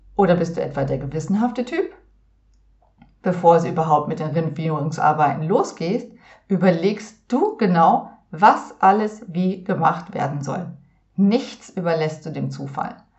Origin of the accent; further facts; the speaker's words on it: Northern Germany, Germany; seit meiner Kindheit in Norddeutschland